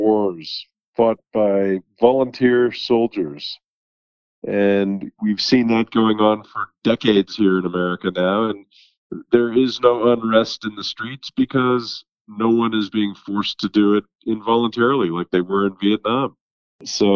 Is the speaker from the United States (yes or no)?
yes; Denver, Colorado, United States; I grew up in Denver. I'm a George Washington High School graduate